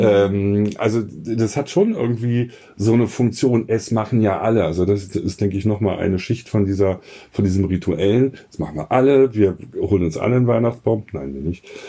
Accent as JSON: {"language": "German", "region": "Berlin", "country": "Germany"}